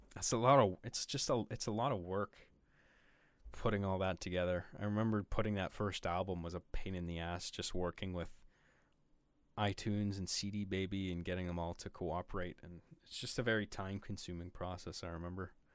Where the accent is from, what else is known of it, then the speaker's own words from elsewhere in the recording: Canada; being a homely boy from from up here in my Canadian igloo